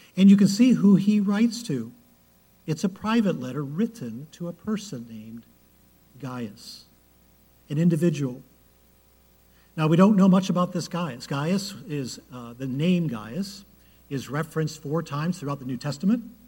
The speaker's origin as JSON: {"language": "English", "town": "Cleveland", "region": "Ohio", "country": "United States", "tie": "born or raised there", "said": "I was born in Cleveland"}